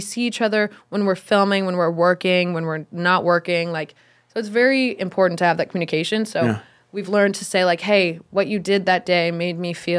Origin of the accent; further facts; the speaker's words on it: Redondo Beach, California, United States; Redondo Beach. Do you know where that is?